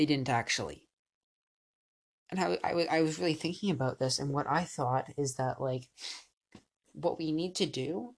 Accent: Canada; I'm Canadian

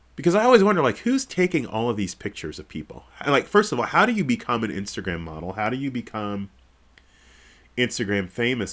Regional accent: Kansas City, United States; moved away; also born or lived in Texas; I'm not Texan. I'm from Kansas City

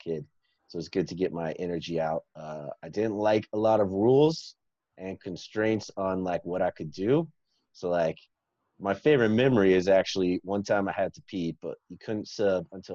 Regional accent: Dallas, Texas, United States; I grew up in Dallas, Texas

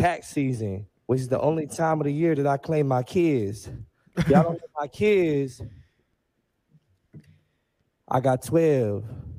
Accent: Oakland, California, United States; Just want to give a quick shout out to the Bay Area. I'm from East Oakland

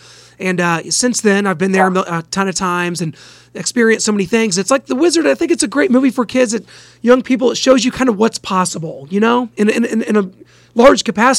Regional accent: Midwest, United States; I grew up in the Midwest

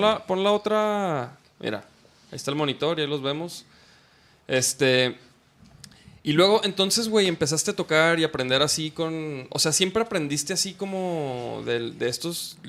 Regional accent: Chihuahua, Mexico; yo iba en Chihuahua, porque soy de Chihuahua

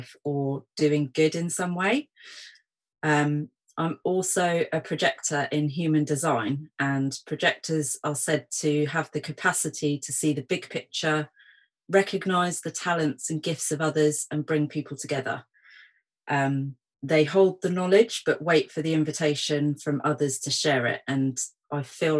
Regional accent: Portsmouth, South East England, United Kingdom; also born or lived in London; my hometown of Portsmouth.

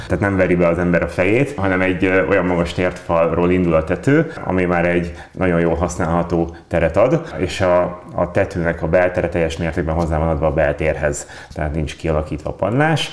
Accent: Veszprém, Veszprém County, Hungary; Ugye én ott nőttem fel.

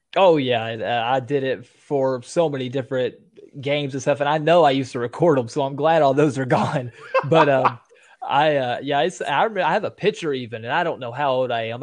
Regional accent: Tennessee, United States; I live in a, a real small town, but a real big county, actually, one of the biggest counties in all of Tennessee

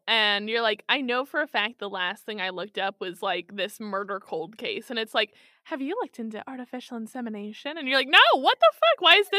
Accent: Kansas City, United States; I'm from Kansas City.

